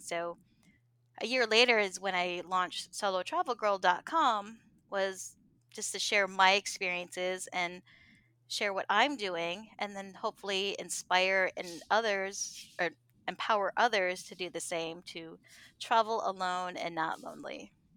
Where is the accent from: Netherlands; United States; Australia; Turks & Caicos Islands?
United States; New York; now in Southwest Florida, United States; I'm originally from New York State.